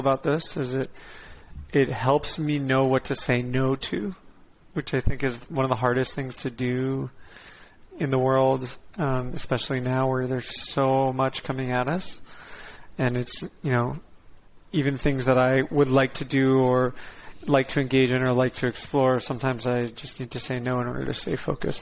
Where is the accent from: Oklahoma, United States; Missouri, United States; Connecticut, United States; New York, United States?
Connecticut, United States; also born or lived in Dana Point, California; We live like 5 minutes from the ocean in Dana Point, California. And when I was five, we moved across the country to Connecticut